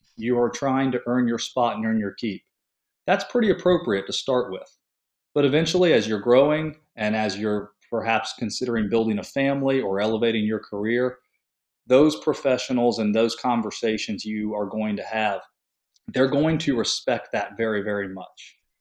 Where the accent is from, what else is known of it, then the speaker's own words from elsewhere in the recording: St. Petersburg, Florida, United States; leaving my hometown of Saint Petersburg, Florida